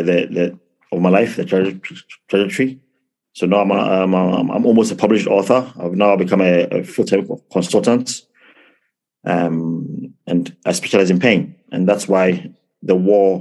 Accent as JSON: {"language": "English", "region": "London", "country": "United Kingdom", "tie": "born or raised there", "also_born_or_lived": "Ghana", "moved": "yes", "lives_now": "Plymouth, United Kingdom", "said": "So I was born in London, but my mom and dad are from Ghana"}